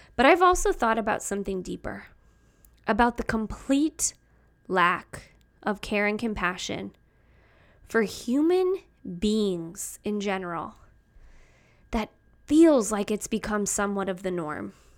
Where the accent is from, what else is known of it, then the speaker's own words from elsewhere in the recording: Chicago, Illinois, United States; I'm from Chicago, the city, the South Side